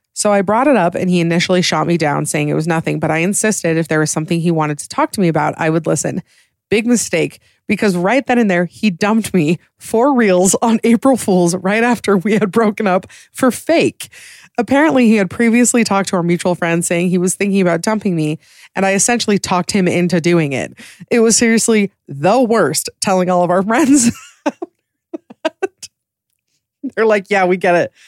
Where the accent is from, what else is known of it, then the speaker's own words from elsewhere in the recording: Utah, United States; I'm from Utah